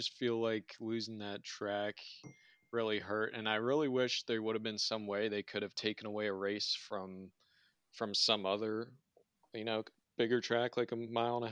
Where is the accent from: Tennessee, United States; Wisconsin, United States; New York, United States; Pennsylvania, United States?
Pennsylvania, United States; moved away; I grew up in Pennsylvania